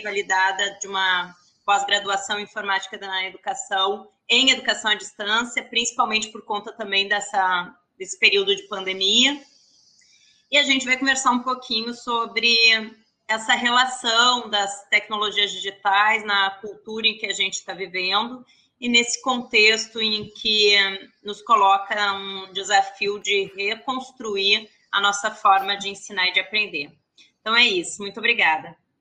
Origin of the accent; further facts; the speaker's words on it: Porto Alegre, Rio Grande do Sul, Brazil; moved away as an adult; now in Rio de Janeiro, Brazil; eu sou gaúcha de Porto Alegre